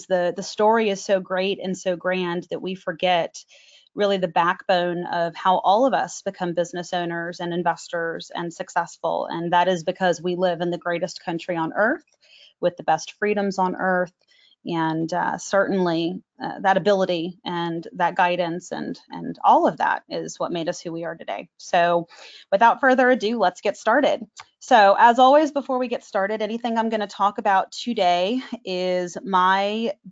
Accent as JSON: {"language": "English", "town": "Dallas", "region": "Texas", "country": "United States", "tie": "born or raised there", "also_born_or_lived": "Plano, Texas", "said": "I actually grew up in Dallas and moved to Plano right after September 11th"}